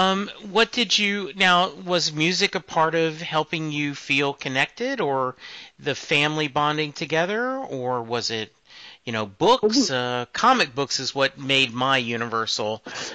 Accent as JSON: {"language": "English", "region": "Louisiana", "country": "United States", "tie": "born there", "also_born_or_lived": "Germany / Kentucky", "said": "I was born in Louisiana. My dad was in the Army, so we moved around a lot. You know, I spent some time in Germany, Kentucky, and Louisiana"}